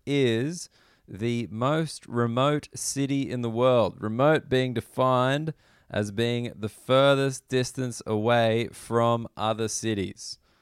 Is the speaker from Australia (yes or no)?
yes; Australia; I'm an Australian person